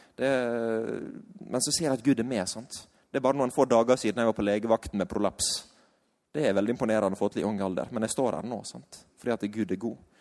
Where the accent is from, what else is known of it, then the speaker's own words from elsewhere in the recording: Sunnmøre, Møre og Romsdal, Norway; vi er fra Sunnmøre.